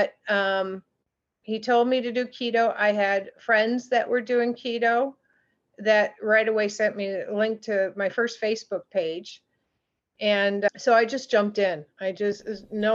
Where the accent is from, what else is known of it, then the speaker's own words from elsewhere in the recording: Grand Rapids, Michigan, United States; moved away as an adult; now in Traverse City, United States; I was born and raised in West Michigan. I am now up in the beautiful area of Traverse City, near that area, but was raised in the Grand Rapids area.